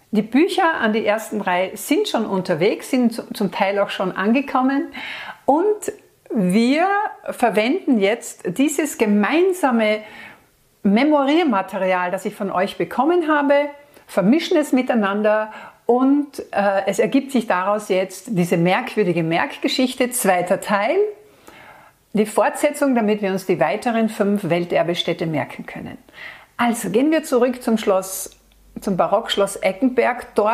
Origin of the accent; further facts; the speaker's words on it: Austria; Und bei uns in Österreich ist das im Wildnisgebiet Dürrenstein der Fall und im Nationalpark Kalkalpen.